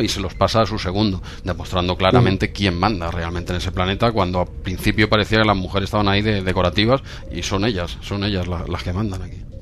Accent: Spain; aún siendo españoles, tú y yo

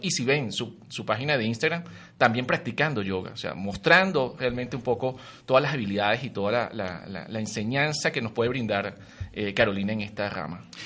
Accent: Maracay, Aragua, Venezuela; born or raised there; also born or lived in Caracas; now in Mexico City, Mexico

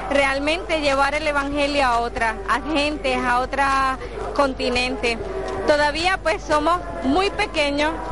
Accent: Puerto Rico

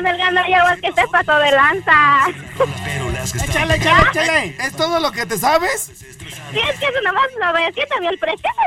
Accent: Santa Ana Maya, Michoacán, Mexico; Soy, de Santana Maya.

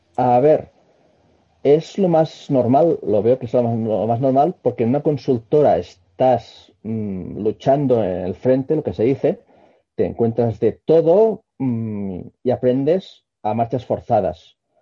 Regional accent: Barcelona, Catalonia, Spain; soy un barcelonés que estudió telecos

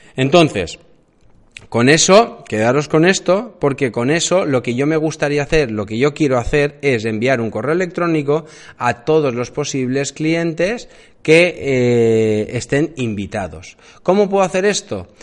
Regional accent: Alicante, Valencian Community, Spain; yo vivo en Alicante, eh, yo soy de Alicante

